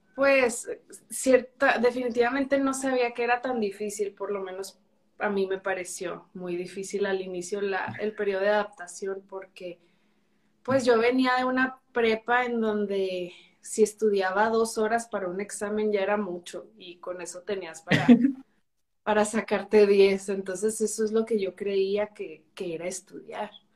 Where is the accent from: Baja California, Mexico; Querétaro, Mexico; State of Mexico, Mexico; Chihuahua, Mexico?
Chihuahua, Mexico; also born or lived in Mexico City; soy de Chihuahua, Chihuahua